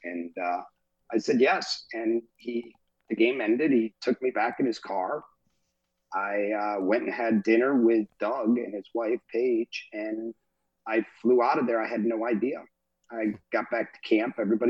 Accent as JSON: {"language": "English", "region": "England", "country": "United Kingdom", "said": "I'm English as well. My mom's from Liverpool"}